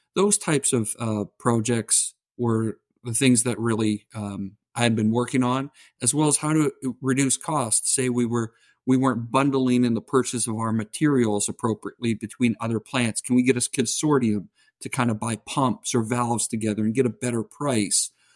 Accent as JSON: {"language": "English", "region": "southern Ontario", "country": "Canada", "accent": "Canadian", "said": "I'm Canadian, so if you hear the oots and the boots, tha-, that's where it's from"}